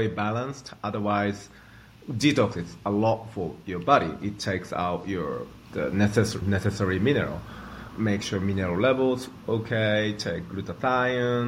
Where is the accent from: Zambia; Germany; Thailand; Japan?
Japan; I grew up in Japan